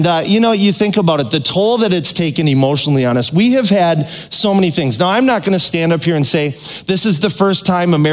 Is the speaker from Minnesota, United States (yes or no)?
yes; Minnesota, United States; I'm from Minnesota